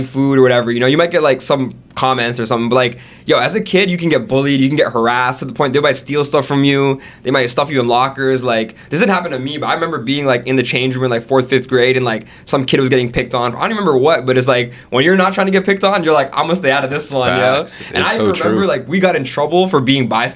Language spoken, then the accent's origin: English; Brampton, Ontario, Canada; also born or lived in Jacksonville, Florida, United States; I'm from Brampton. Actually, I was born in Florida, in Jacksonville. My family's from India, like Gujarat, but they immigrated to America, and then they got like proper citizenship in Canada, so we moved here when I was like three, four years old, and straight to Brampton, you know, and then lived in Brampton pretty much my whole life.